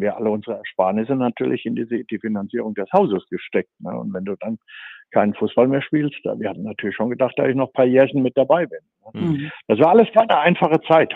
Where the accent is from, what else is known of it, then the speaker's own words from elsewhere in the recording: Sauerland, North Rhine-Westphalia, Germany; ich komme aus dem Sauerland